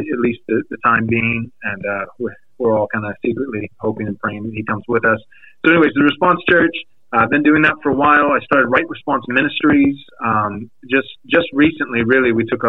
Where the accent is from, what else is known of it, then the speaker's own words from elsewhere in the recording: Texas, United States; moved away as an adult; now in San Diego, United States; I was born and raised in Texas, moved out here 2009 to San Diego, California to plant a church.